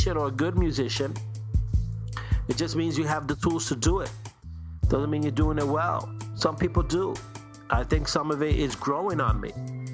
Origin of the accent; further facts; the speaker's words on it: New York City, New York, United States; I'm East Coast, 80s, 90s, born and bred in Brooklyn